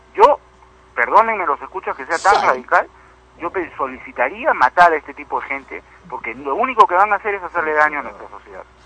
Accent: Peru; Yo soy peruano, tú me conoces, soy una persona blanca, mi abuelo era español, mi, otro abuelo era alemán, y sin embargo me siento más peruano que nadie

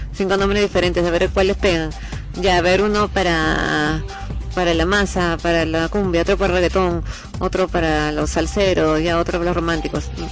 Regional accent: Peru; como peruano

